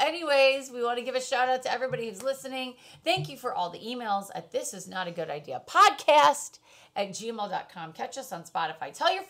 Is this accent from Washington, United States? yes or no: no; Michigan, United States; now in California, United States; I grew up in Michigan